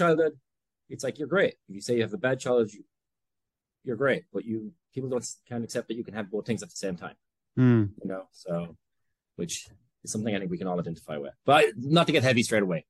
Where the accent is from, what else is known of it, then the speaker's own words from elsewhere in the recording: Tipperary, Munster, Ireland; moved away as an adult; also born or lived in Brooklyn, New York; now in New York, United States; I'm from Tipperary, from a farming community in the parish of Ballinahinch.